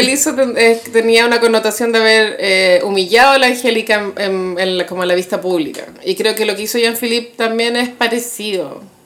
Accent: Chile

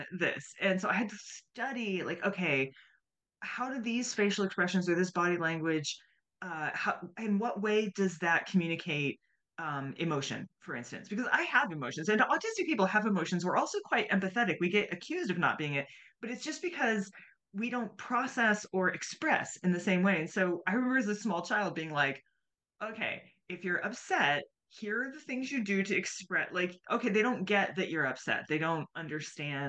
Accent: United States

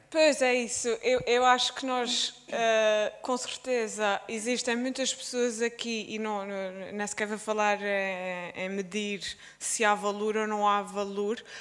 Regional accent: Azores, Portugal; accent: Azorean; o sítio onde eu cresci

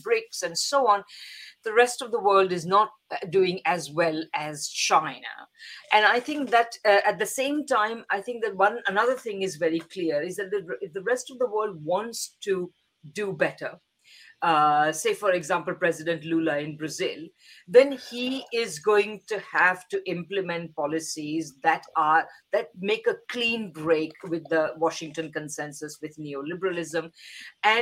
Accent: India; moved away; I'm originally from India

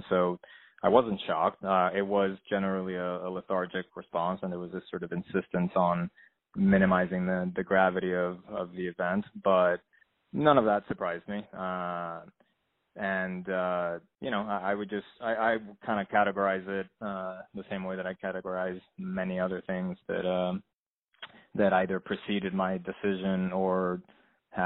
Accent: Puerto Rico; moved away as an adult; now in California, United States; I grew up in Puerto Rico, and I moved to California when I was 18.

